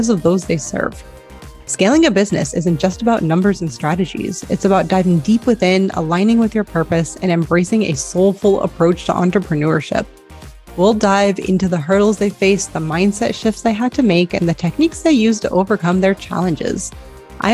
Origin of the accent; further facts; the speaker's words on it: United States; now in Spain; life as an American in Spain